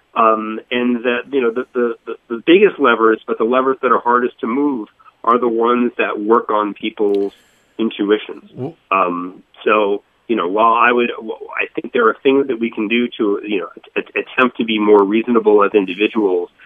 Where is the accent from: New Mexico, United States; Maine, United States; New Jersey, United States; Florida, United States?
Florida, United States; Boca Raton; moved away as an adult; also born or lived in Northeast United States; I grew I grew up in in Florida. Um, in Boca Raton, went, went to school in, in Fort Lauderdale